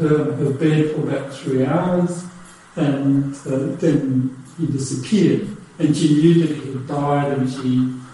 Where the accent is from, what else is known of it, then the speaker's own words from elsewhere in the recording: Australia; also born or lived in Germany; I was born in Germany, and then we immigrated to Australia after the war, so I have European background.